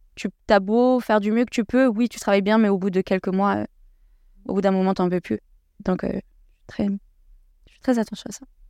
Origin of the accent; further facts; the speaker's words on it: Versailles, Île-de-France, France; je suis née à Versailles